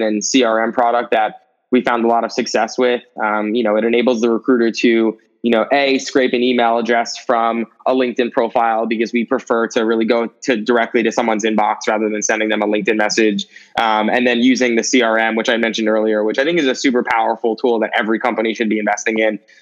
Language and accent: English; New York City, New York, United States; I grew up in New York City my entire life